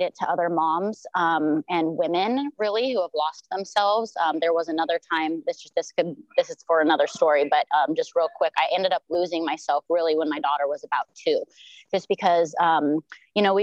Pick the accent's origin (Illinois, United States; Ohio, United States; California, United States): California, United States; South Lake Tahoe; moved away as an adult; now in Maui, United States; I'm originally from South Lake Tahoe, California. I was born and raised there